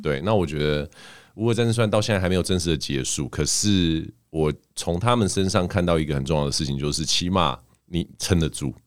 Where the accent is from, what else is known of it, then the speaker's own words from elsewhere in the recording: Canada; now in Taiwan; 小时候在加拿大长大嘛，所以我，像我们这种有加拿大，就是外国国籍的人